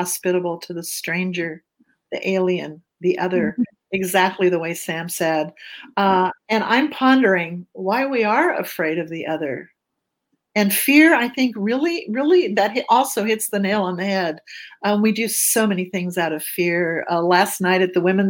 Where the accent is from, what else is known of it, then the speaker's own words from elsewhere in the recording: Germany; now in United States; I was born in Germany. I lived in a little town. I'm a refugee, an immigrant to the United States.